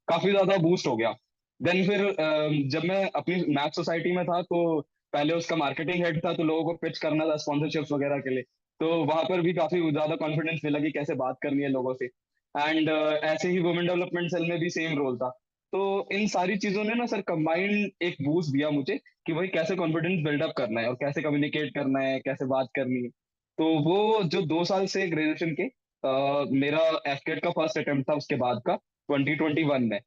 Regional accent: Ranikhet, Uttarakhand, India; मैं ना रानीखेत से बिलोंग करता हूँ तो रानीखेत में कुमाऊं रेजिमेंटल सेंटर है

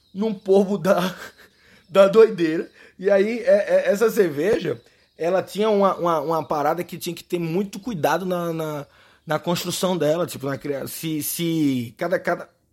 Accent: Recife, Pernambuco, Brazil; accent: Recife; eu sou do Recife, eu falo cerveja a gente meio que suprime um pouco o R no Recife. Coisa da gente, nosso sotaque é o nosso charme.

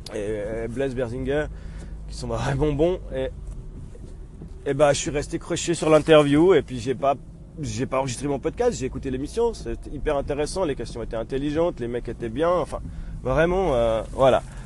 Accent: Switzerland; chez nous en Suisse

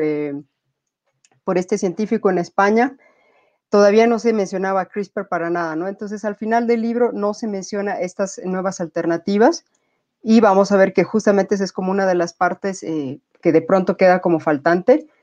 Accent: Bolivia

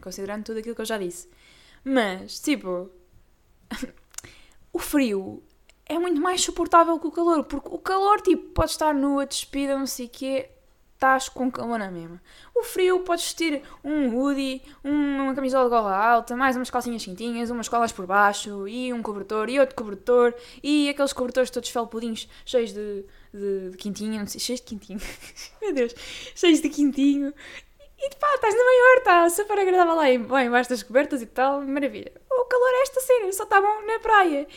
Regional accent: Torres Vedras, Lisbon, Portugal; eu sou de Torres Vedras, que não fica no norte, meus amigos, é assim já, ainda é no distrito de Lisboa

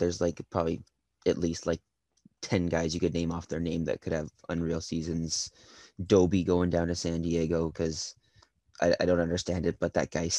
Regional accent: Port Coquitlam, British Columbia, Canada; But yeah, I grew up playing lacrosse in Poco

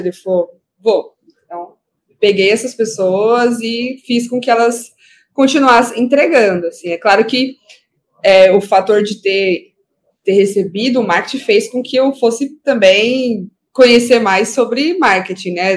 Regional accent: São Paulo, Brazil; eu fui criada na, no Jardim Iporanga, que fica na Zona Sul, fica bem próximo ali ao Grajaú.

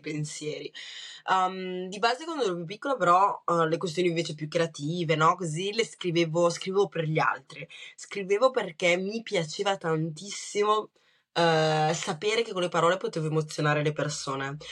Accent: Brescia, Lombardy, Italy; born or raised there; accent: Bresciano; also born or lived in Rwanda

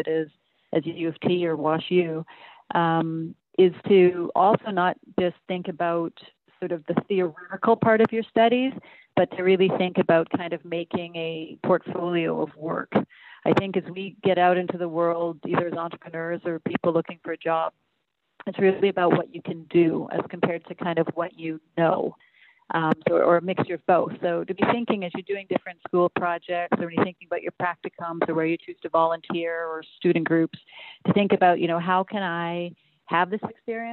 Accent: Vancouver, British Columbia, Canada; moved away as an adult; also born or lived in London, England / Toronto; now in Berlin, Germany; we were in Vancouver to grow up

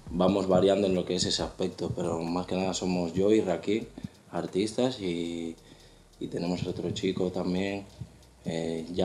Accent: Bilbao, Basque Country, Spain; soy un cantante de Bilbao

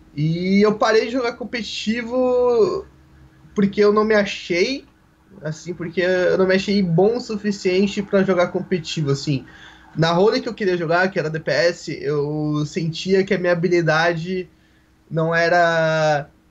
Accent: Porto Alegre, Rio Grande do Sul, Brazil; eu sou de Porto Alegre, Rio Grande do Sul.

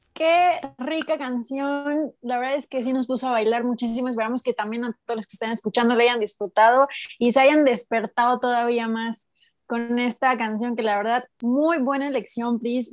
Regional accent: Puebla, Mexico; somos de Puebla

